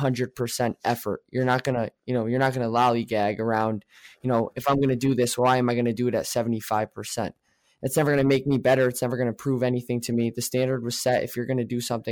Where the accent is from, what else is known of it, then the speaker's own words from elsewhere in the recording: New York, United States; I am from New York